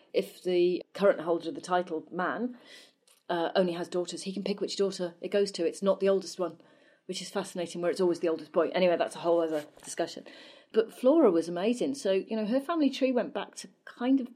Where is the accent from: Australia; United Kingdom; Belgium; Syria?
United Kingdom; Wales; born or raised there; moved away as an adult; now in England